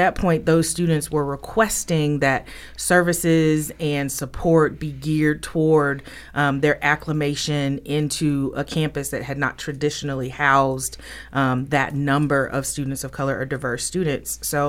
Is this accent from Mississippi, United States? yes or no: yes; Jackson, Mississippi, United States; You know, I'm from Jackson, Mississippi, so I might J-set.